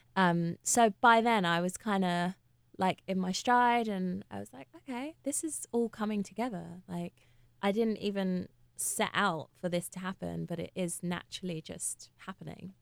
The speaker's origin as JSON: {"language": "English", "region": "London", "country": "United Kingdom", "said": "I'm from Hackney."}